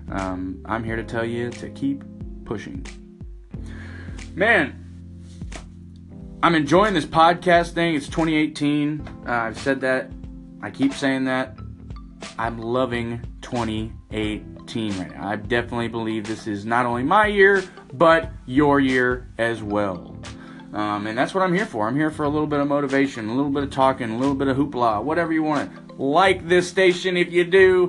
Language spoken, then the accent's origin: English; Texas, United States; being a Texan, I'm proud of my state